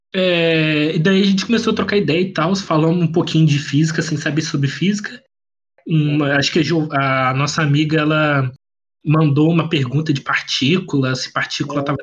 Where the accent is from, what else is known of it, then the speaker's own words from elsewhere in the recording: Volta Redonda, Rio de Janeiro, Brazil; eu sou de Volta Redonda